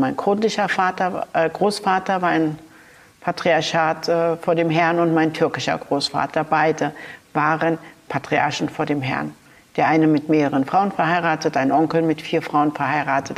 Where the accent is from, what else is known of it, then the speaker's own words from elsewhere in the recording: Berlin, Germany; im Wedding in der Utrechter Straße bin ich zur Schule gegangen, in die Rübezahl Grundschule